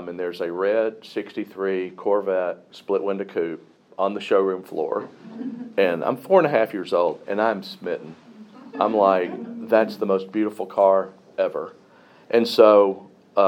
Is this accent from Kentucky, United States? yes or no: no; Pulaski, Tennessee, United States; I was born in Pulaski, Tennessee in 1959